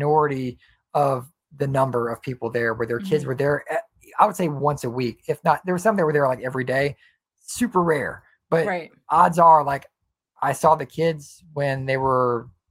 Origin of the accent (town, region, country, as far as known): United States